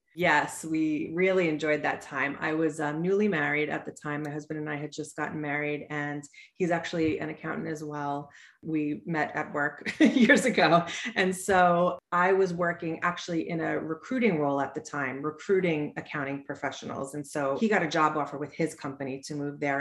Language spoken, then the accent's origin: English; Suffolk County, Long Island, New York, United States; also born or lived in Pennsylvania; So I'm from Long Island, New York. I grew up in Suffolk County